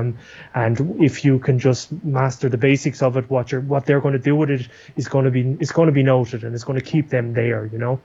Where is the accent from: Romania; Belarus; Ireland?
Ireland; now in Buenos Aires, Argentina; I'm from Ireland